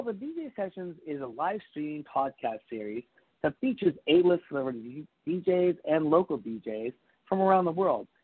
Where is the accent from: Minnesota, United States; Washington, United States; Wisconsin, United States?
Washington, United States; Seattle; growing up in Seattle